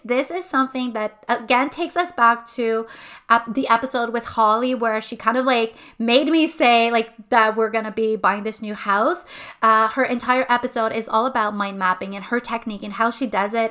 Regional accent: Montreal, Quebec, Canada; moved away as an adult; now in Quebec City, Canada; I'm originally from Montreal. My family is from Montreal. I've lived there my entire life

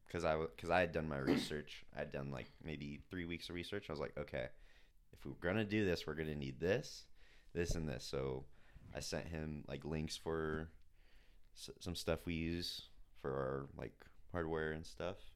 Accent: Claremont, California, United States; also born or lived in San Dimas, California; I was born in San Dimas, California

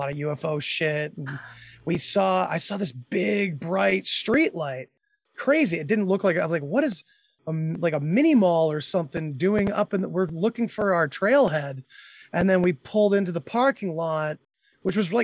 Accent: Massachusetts, United States; also born or lived in Oregon; I was from Massachusetts too

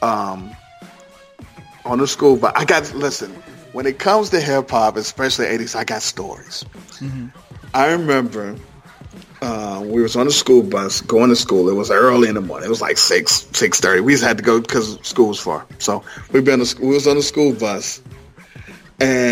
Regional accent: Ohio, United States; moved away; I'm originally from Ohio

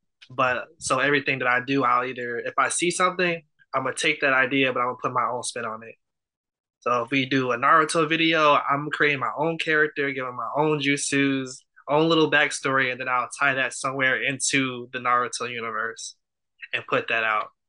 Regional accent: Chicago, Illinois, United States; Yes, I'm from Chicago. But I was raised in Chicago, sort of, but I like moved around a lot.

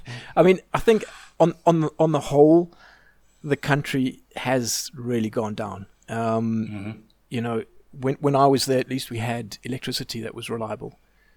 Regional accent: South Africa; moved away as an adult; also born or lived in United Kingdom; now in Austria; Yeah, I'm born and bred in South Africa, and I left South Africa in my late 20s and spent about 15 years in the UK. And about 7-8 years ago now, moved to Austria with my wife.

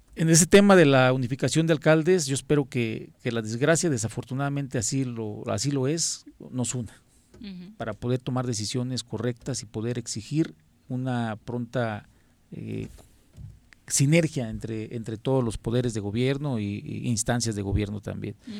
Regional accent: Yautepec, Morelos, Mexico; Soy de Yautepec

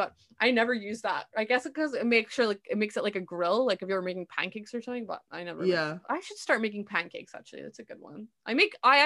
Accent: Edinburgh, Scotland, United Kingdom; moved away as an adult; now in Aberdeen, United Kingdom; I'm from Edinburgh

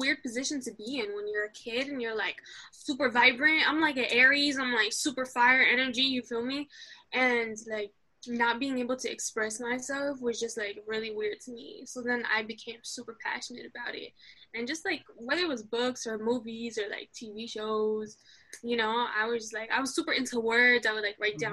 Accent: New York City, New York, United States; first language French and Arabic; English is a second language; also born or lived in Casablanca, Morocco; I came back to Queens for, like, basically my whole, you know, upbringing and formative years

